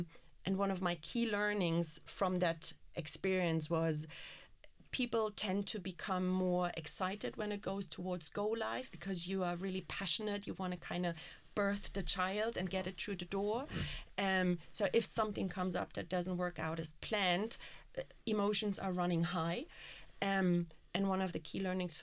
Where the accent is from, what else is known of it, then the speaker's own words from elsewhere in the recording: Berlin, Germany; I'm from Berlin